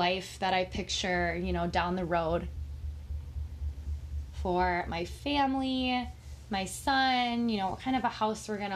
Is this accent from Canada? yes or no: no; Minnesota, United States; I am from Minnesota